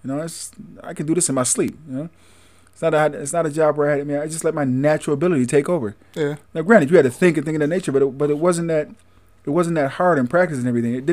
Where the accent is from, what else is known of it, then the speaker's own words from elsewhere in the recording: Greensboro, North Carolina, United States; Carolina, Greensboro, yeah. and uh, North Carolina, uh, Camp Hill, uh, Alabama, Tuscaloosa, Alabama.